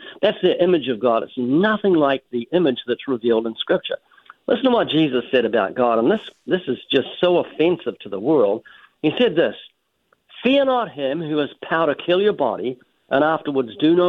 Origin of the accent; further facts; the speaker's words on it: New Zealand; now in United States; I'm originally from New Zealand. I've been living in the U.S. for, I think, nearly 34 years. That's why I've almost lost my accent.